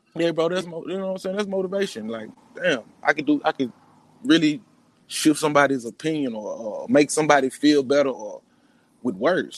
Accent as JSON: {"language": "English", "town": "Jackson", "region": "Mississippi", "country": "United States", "tie": "born or raised there", "said": "West Side of Jackson, man. Born and raised in the Queens."}